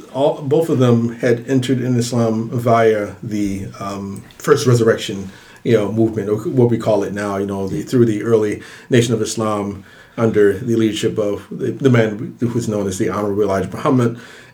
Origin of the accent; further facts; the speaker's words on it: Philadelphia, Pennsylvania, United States; also born or lived in Chicago / Fez, Morocco; I grew up in Philadelphia, Culturally, I guess I would say I'm largely a Philadelphian.